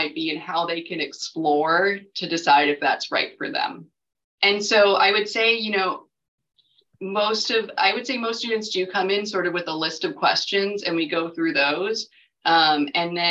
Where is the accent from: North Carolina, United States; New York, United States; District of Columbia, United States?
North Carolina, United States; Raleigh; moved away as an adult; also born or lived in Virginia; I'm from Raleigh. I grew up here